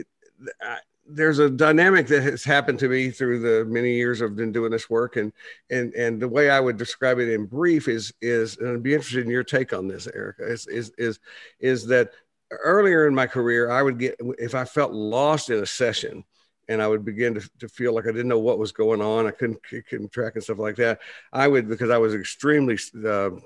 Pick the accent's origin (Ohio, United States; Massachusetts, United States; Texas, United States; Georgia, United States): Texas, United States; Plainview; also born or lived in Dallas, Texas; I grew up in Plainview, Texas